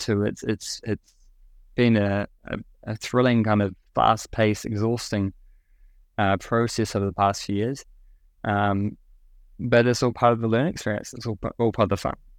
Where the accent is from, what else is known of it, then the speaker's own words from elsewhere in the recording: New Zealand; moved away as an adult; now in Singapore; I grew up in New Zealand and kind of my early career in New Zealand